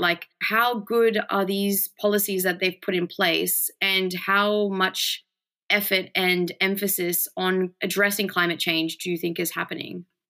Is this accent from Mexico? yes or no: yes; Mexico; now in Australia; I grew up in Mexico